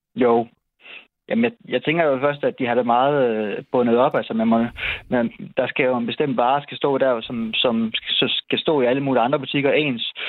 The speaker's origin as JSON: {"language": "Danish", "town": "Esbjerg", "region": "Southern Denmark", "country": "Denmark", "moved": "yes", "lives_now": "Seest, Denmark", "said": "jeg er så fra Esbjerg"}